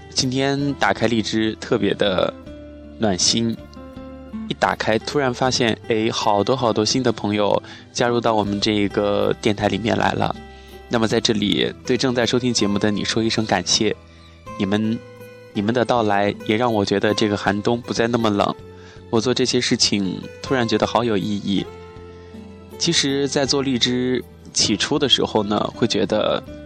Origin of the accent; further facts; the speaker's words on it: Chongqing, China; moved away as an adult; now in Wuhan, China; 我是南方人，是重庆人